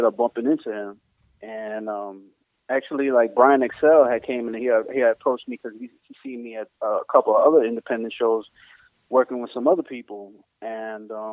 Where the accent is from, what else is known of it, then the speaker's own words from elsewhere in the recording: New York City, New York, United States; I'm from NY. I'm from Bushwick actually. I'm from the south side of Bushwick, down there by Bushwick and Schaefer